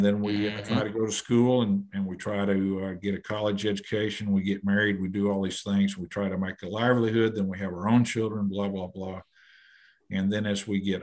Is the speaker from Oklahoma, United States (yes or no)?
yes; Muskogee, Oklahoma, United States; Growing up in Muskogee